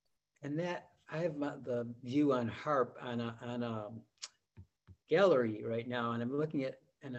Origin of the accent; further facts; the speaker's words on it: Amherst, New York, United States; I'm from Amherst, New York.